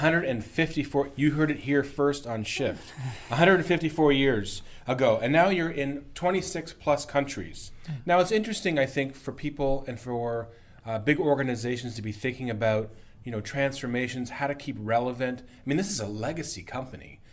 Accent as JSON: {"language": "English", "country": "Canada", "said": "as a Canadian"}